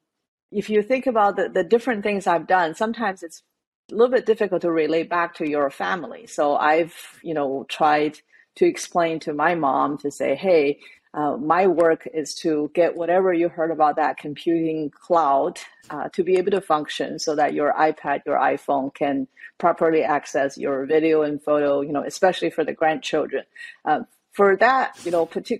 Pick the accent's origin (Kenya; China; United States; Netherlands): China; moved away; growing up in China